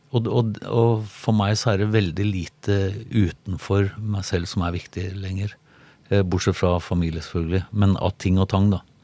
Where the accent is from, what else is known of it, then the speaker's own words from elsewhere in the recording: Tønsberg, Vestfold, Norway; also born or lived in Sandefjord; Jeg er fra Tønsberg, og jeg bodde i Sandefjord.